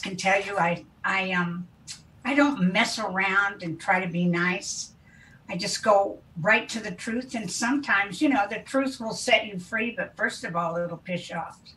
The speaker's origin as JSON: {"language": "English", "region": "Kansas", "country": "United States", "tie": "born or raised there", "also_born_or_lived": "Wichita, Kansas / Marin County, California", "moved": "as an adult", "said": "I was raised in Kansas to an oil family, and um, I loved my upbringing"}